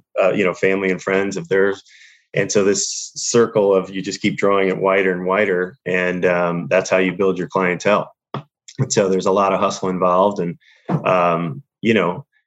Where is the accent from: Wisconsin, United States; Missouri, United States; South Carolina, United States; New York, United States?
Missouri, United States; St. Louis; moved away as an adult; now in Los Angeles, United States; I was born and raised in St. Louis. So I'm Midwest, St. Louis, Missouri. And then I moved out to LA, at 23